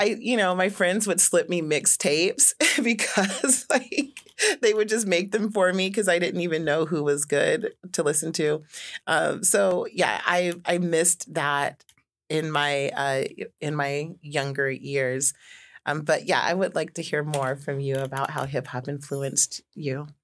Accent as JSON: {"language": "English", "town": "Juneau", "region": "Alaska", "country": "United States", "tie": "born or raised there", "said": "I grew up here in Juneau"}